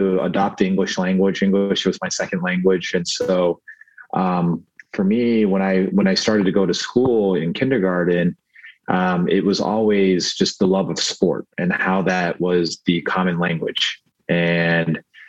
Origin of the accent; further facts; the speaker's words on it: Nashville, Tennessee, United States; first language Korean; English is a second language; also born or lived in Seoul, South Korea; My parents were grad school students at Vanderbilt University, hence Nashville, Tennessee